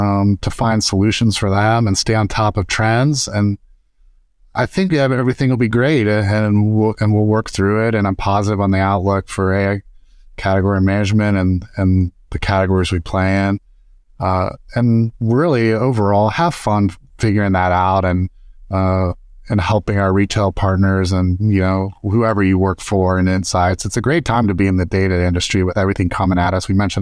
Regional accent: Dayton, Ohio, United States; also born or lived in Arkansas; now in Cincinnati, United States; So I'm originally from Dayton, Ohio. I currently live in Cincinnati. We've been here for about 8 years. I've lived around the state a little bit. I did live in Arkansas, in Bentonville area and Fayetteville area

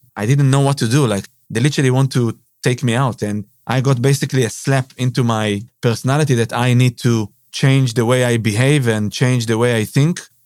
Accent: Israel; moved away as an adult; now in Sydney, Australia; I'm from Israel, yeah. Born and raised in Israel.

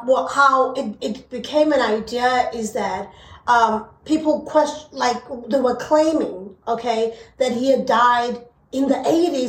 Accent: South Africa; Being a South African

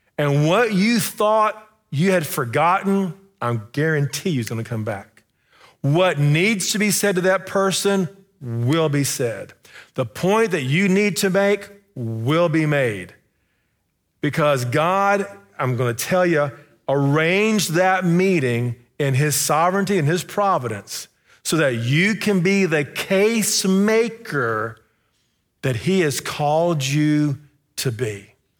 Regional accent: Sherman, Texas, United States; moved away; I'm in my hometown, uh, Sherman, Texas

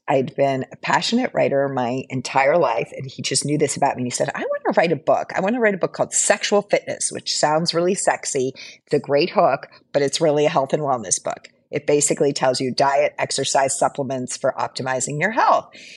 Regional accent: Hawaii, United States; moved away as an adult; also born or lived in San Francisco; I'm currently living in Hawaii

